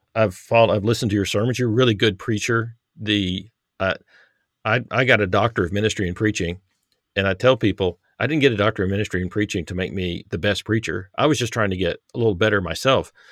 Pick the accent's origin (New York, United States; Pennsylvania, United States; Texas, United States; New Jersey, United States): Texas, United States; now in Harrison, United States; I grew up in Texas, um, live in Arkansas